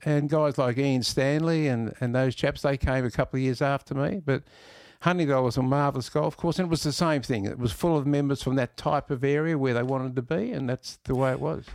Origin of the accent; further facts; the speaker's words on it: Melbourne, Victoria, Australia; I was born in Elstonwick, lived in Corfu all my life or junior life